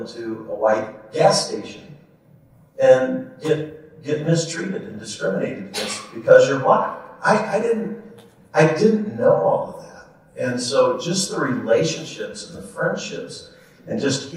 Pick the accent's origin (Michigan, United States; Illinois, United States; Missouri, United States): Missouri, United States; Kansas City; I grew up in the Northland. I went to Park Hill High School